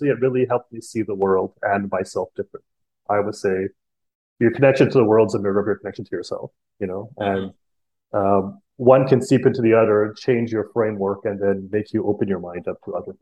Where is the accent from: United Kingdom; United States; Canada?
Canada; also born or lived in India / Costa Rica / Toronto; I was born in Canada